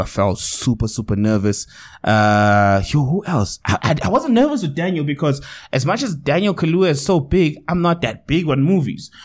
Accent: South Africa; accent: South African

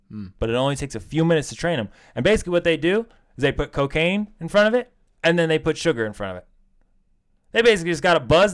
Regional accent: United States; Because, you know, we're American.

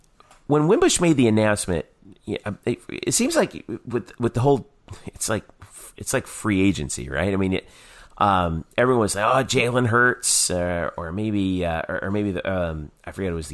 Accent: Northeast, United States; moved away; I'm originally from the Northeast.

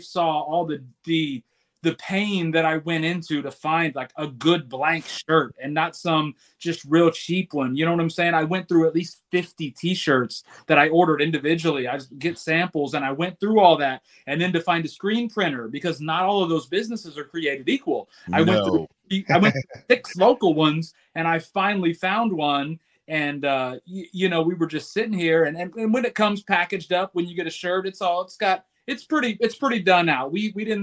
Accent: Decatur, Illinois, United States; moved away as an adult; I am born and raised in Decatur, Illinois

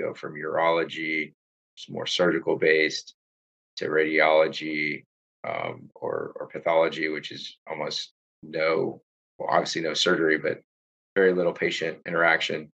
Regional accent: Houston, Texas, United States; I grew up in the Houston area

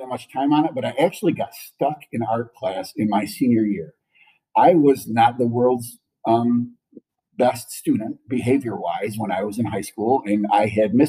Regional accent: Otsego, Michigan, United States; now in Charlotte, United States; I grew up in a city called Otsego, which is north of Kalamazoo

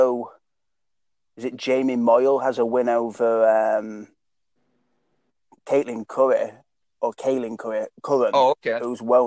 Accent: Doncaster, Yorkshire and the Humber, United Kingdom; a guy who's from my hometown, Mark Diakese, and he's from Doncaster

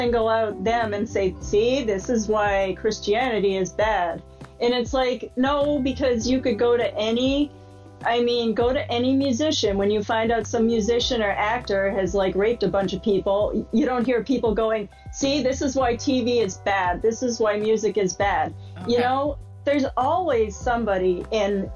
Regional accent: just outside of Boston, Massachusetts, United States; I grew up in just outside of Boston

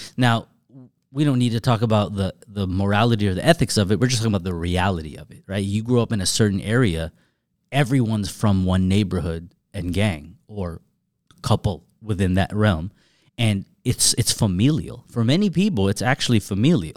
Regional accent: Southern California, United States; I'm from Southern California, but I'm far from L A, and I've never been from L A.

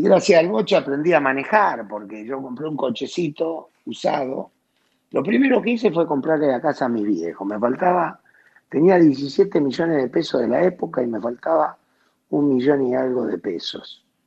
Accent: Bahía Blanca, Buenos Aires Province, Argentina; moved away; also born or lived in Naples; Yo nací en Bahía Blanca, en el barrio Villamitre

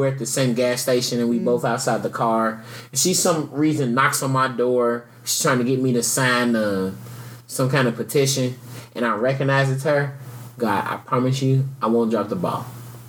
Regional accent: Southeast, United States; also born or lived in Louisville, Kentucky; For growing up in the Southeast, it's like, it's just polite. Southern hospitality.

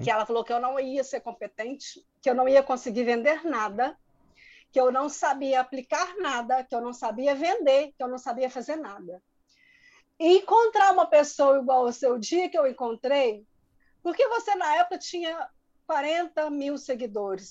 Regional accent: interior of Minas Gerais, Brazil; eu sou de, do interior, bem do interior mesmo de Minas, que é uma cidade muito, muito pequena

